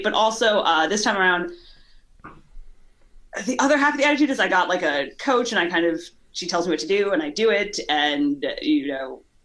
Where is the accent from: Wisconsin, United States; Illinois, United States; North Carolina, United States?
Illinois, United States; Chicago; also born or lived in Kentucky; now in California, United States; I'm from Chicago. Well, I was born in Kentucky, grew up in Chicago